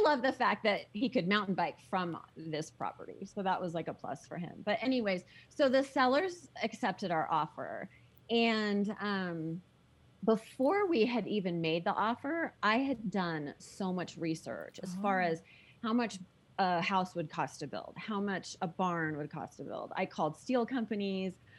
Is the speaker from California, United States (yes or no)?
yes; San Diego, California, United States; moved away as an adult; also born or lived in Colorado; now in Park City, United States; I grew up in Southern California